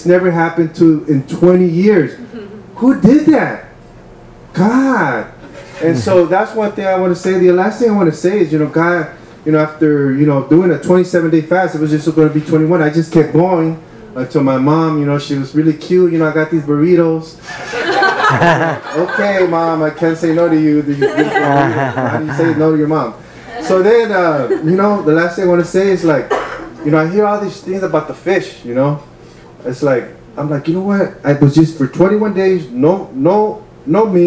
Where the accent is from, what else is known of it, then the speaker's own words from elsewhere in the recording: Wilmington, United States; growing up in Wilmington, you know, there's like a lot of drugs, a lot of sometimes shootings, especially by the time when I was a teenager